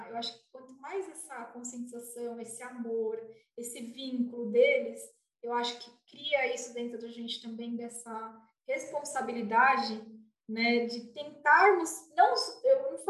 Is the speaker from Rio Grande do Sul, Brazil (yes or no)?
no; São Paulo, Brazil; sou de São Paulo.